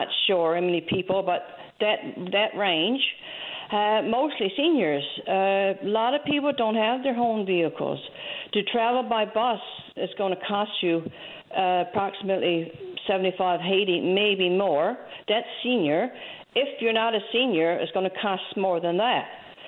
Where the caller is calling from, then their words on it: Burgeo, Newfoundland and Labrador, Canada; Yes, I'm calling from the Southwest Coast. About the bank here in Burgio.